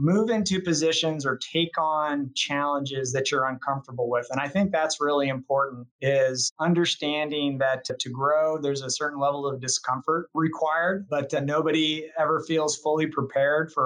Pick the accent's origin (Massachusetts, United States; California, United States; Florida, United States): California, United States; Chico; I actually grew up in Chico, California, and that's a small farming community in the Northern Valley, north of Sacramento